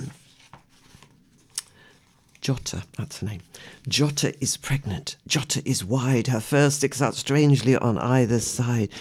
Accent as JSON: {"language": "English", "region": "West Midlands", "country": "United Kingdom", "tie": "born or raised there", "said": "I was born in the West Midlands, an industrial area where sometimes we heard lions roaring"}